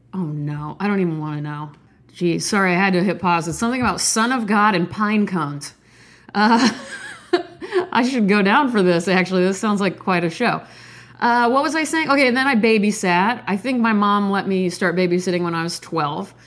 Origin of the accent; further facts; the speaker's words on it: Midwest, United States; I'm from the Midwest